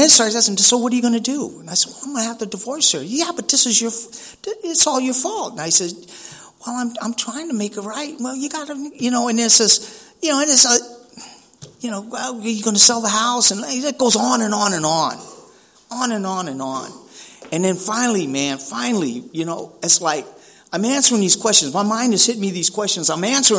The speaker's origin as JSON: {"language": "English", "town": "San Francisco", "region": "California", "country": "United States", "also_born_or_lived": "Chula Vista", "said": "I'm from Frisco, man, down there in Hunters Point, Double Rock neighborhood"}